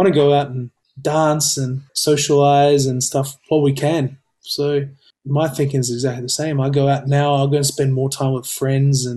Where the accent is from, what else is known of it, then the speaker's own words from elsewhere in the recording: Gold Coast, Queensland, Australia; I've known Amy since we grew up together on the Goldie